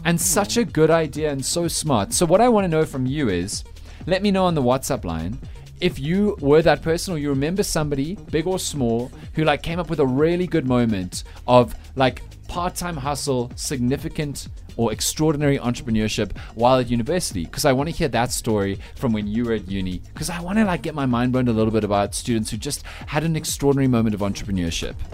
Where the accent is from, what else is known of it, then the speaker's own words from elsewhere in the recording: Johannesburg, Gauteng, South Africa; I'm from Joburg